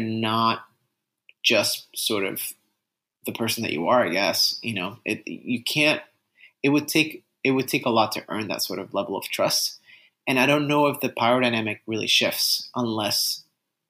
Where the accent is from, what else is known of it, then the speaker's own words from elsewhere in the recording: Puerto Rico; first language Spanish; English is a second language; I was Puerto Rican, born and raised